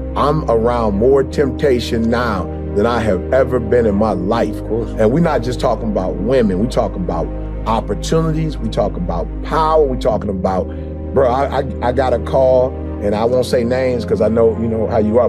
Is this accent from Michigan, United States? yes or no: yes; Detroit, Michigan, United States; I grew up in Motown